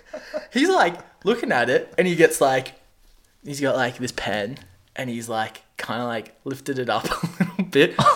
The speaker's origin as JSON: {"language": "English", "country": "Australia", "tie": "born or raised there", "moved": "yes", "lives_now": "Canada", "said": "I grew up on the coast, and when I went back to Australia"}